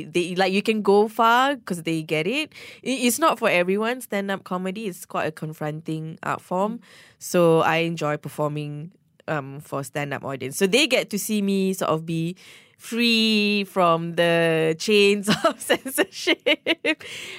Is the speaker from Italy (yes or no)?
no; Malaysia; so much of my Malaysian identity is tied to my stand-up. My cultural experiences being a Malaysian is so much part of my stand-up.